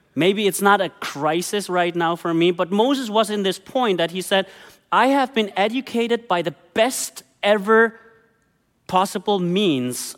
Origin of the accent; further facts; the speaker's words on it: Germany; moved away as an adult; I grew up in Germany